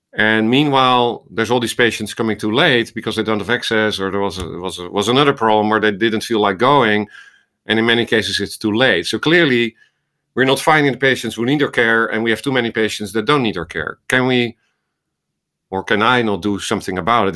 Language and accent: English; Netherlands; accent: Dutch; moved away as an adult; also born or lived in Amsterdam, Netherlands; now in Iowa, United States; this was in the Netherlands, as you hear from my accent in Amsterdam, came to, uh, to Iowa in two thousand three